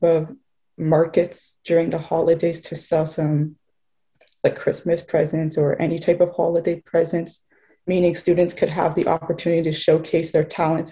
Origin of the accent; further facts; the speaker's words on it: Montreal, Quebec, Canada; also born or lived in Gaspésie; I'm actually born and raised in Montreal.